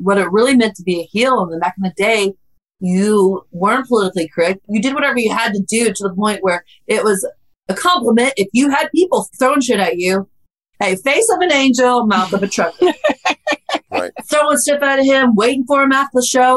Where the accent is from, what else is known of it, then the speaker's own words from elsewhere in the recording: Oklahoma, United States; So I'm from Oklahoma